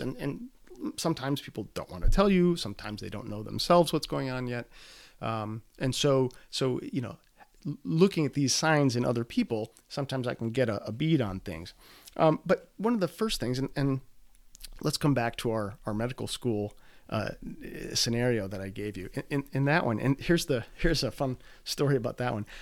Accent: Midwest, United States; I'm from the Midwest

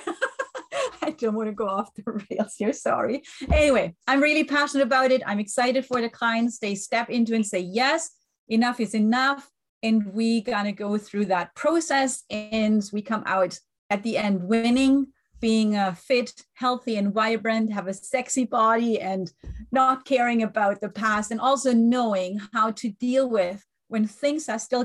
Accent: Germany; English is a second language; moved away; I was raised and born in Germany, but I have an Italian family

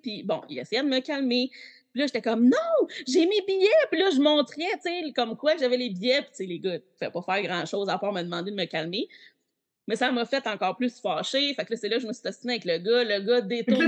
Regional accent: Quebec, Canada; je viens du Québec

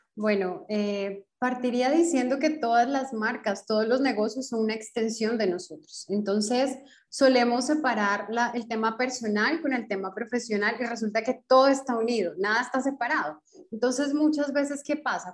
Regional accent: Colombia; moved away as an adult; now in Brasília, Brazil; Soy colombiana, pero actualmente vivo en Brasilia.

